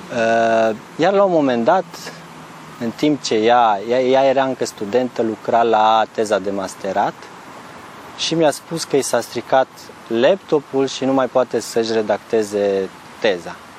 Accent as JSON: {"language": "Romanian", "town": "Vulcan", "region": "Hunedoara County", "country": "Romania", "tie": "born or raised there", "also_born_or_lived": "Timișoara, Romania", "moved": "as an adult", "lives_now": "Novi Sad, Serbia", "said": "Provin din România, din, de undeva dintr-un oraș de munte din Transilvania, Uh, vulcan din Valea Jiului, un oraș minier, industrial."}